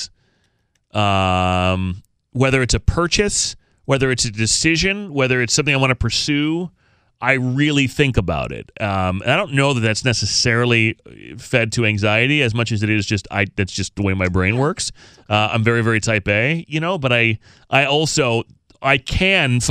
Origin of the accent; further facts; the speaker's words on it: Massachusetts, United States; I was born in Massachusetts